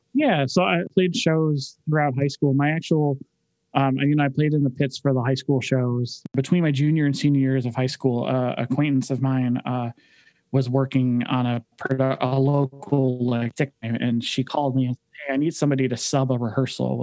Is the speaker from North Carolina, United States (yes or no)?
no; Detroit, Michigan, United States; moved away as an adult; also born or lived in California; now in Cleveland, United States; I actually grew up in Detroit. Uh, my parents and I, uh, I was born in California and then we moved uh, back to where my parents are from in Detroit um, about 30 minutes north of the city